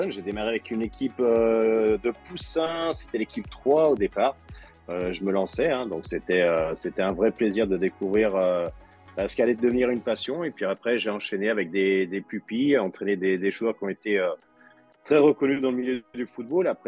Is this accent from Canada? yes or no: no; Oullins, Auvergne-Rhône-Alpes, France; j'étais au casse-colle dès l'âge de 5 ans, parce que je suis originaire d'Oulin.